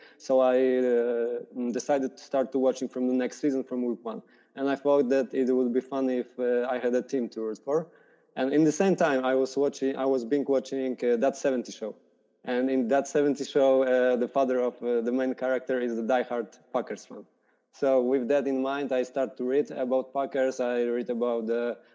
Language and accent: English; Poland; I'm from Poland